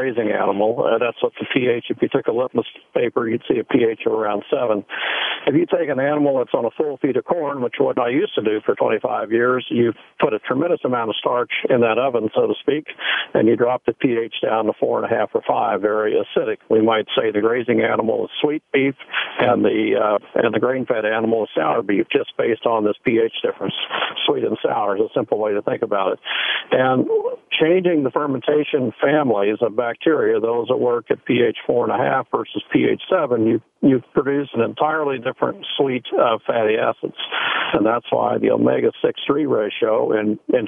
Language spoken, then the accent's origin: English; Missouri, United States; I'm from the Show Me State of Missouri